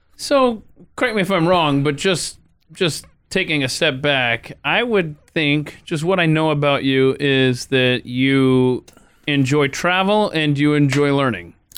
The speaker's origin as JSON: {"language": "English", "town": "Marietta", "region": "Georgia", "country": "United States", "tie": "born or raised there", "said": "my hometown of Marietta, Georgia"}